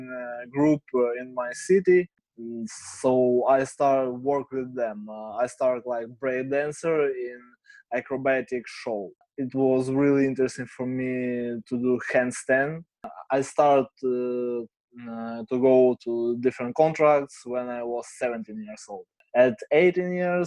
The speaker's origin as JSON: {"language": "English", "town": "Kharkiv", "region": "Kharkiv Oblast", "country": "Ukraine", "tie": "born or raised there", "second_language": "English", "said": "I'm from Ukraine, from city Kharkiv. I live here all my life."}